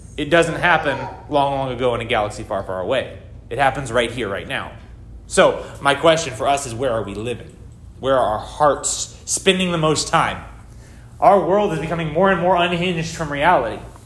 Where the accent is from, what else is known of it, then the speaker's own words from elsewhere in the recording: United States; I'm an American